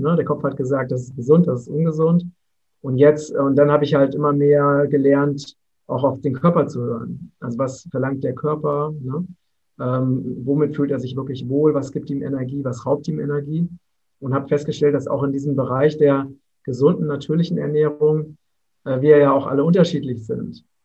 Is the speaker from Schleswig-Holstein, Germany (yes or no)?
no; Vogelsberg, Hesse, Germany; im Vogelsberg, das ist meine Heimat in Hessen